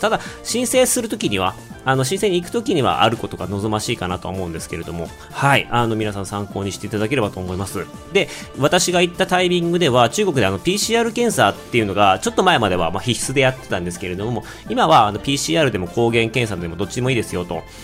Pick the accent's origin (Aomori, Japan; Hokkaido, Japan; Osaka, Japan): Hokkaido, Japan; Otaru; now in China; 小樽市出身